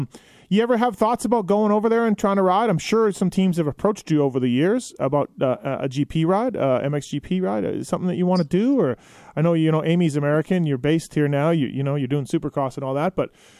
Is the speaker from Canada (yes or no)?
yes; Canada; now in United States; I'm Canadian.